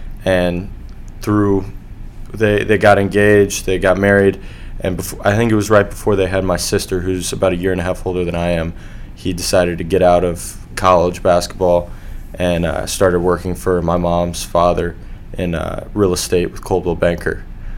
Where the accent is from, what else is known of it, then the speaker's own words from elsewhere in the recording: Bloomington, Illinois, United States; Growing up in Illinois, he had gotten out of college basketball before I was born.